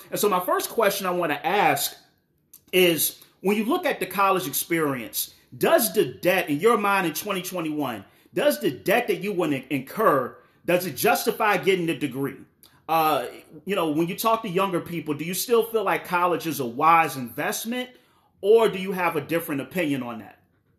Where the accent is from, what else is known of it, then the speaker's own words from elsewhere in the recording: the South, United States; I'm American. I'm from the South, so you know I butcher your name all the time.